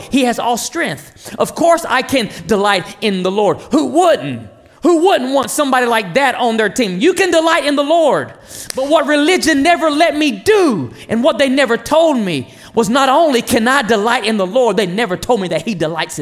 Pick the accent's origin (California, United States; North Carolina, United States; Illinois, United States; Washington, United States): North Carolina, United States; I'm Native American, Lumbee Indian, from a little town in North Carolina called John Station that nobody knows